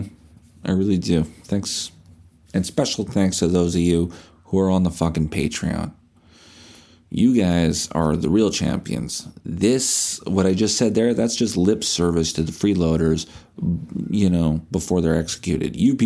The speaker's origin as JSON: {"language": "English", "country": "Canada", "said": "we're dull Canadian"}